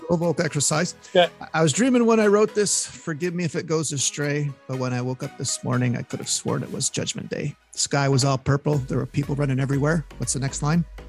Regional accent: Montreal, Quebec, Canada; from Montreal, my hometown

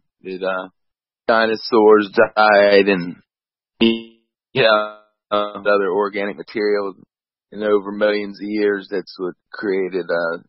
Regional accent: West Virginia, United States; I grew up in West Virginia.

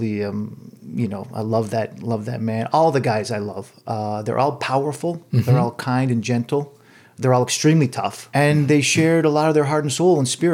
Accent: Montreal, Quebec, Canada; moved away as an adult; also born or lived in California / Los Angeles; now in Toronto, Canada; I was born and raised in Montreal.

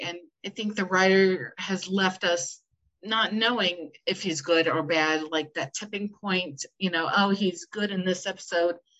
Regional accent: United States; I am from the United States, as you can tell by my lovely accent

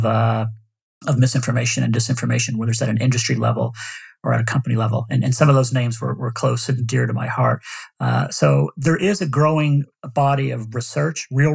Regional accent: Austin, Texas, United States; moved away; my hometown of Austin, Texas

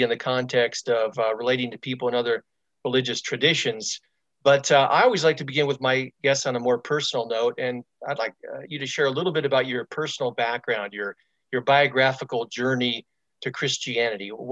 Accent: Stockton, California, United States; I'm from Northern California too. I was born and raised in Stockton

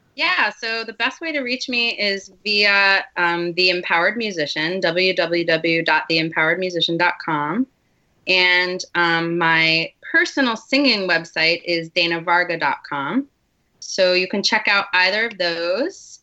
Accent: Westchester, New York, United States; I grew up in Westchester, New York

